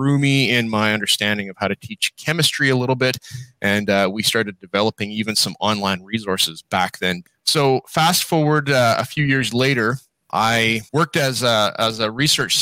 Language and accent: English; Calgary, Alberta, Canada; now in British Columbia, Canada; I grew up in Calgary, Alberta